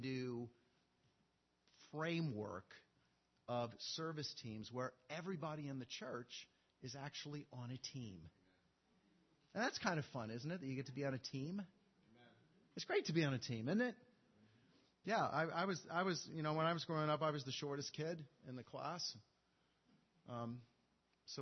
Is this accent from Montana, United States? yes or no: yes; Montana, United States; I'm from Montana